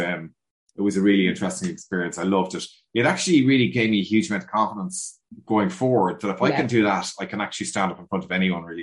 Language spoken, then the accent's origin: English; Dublin, Leinster, Ireland; I'm a 6th generation dub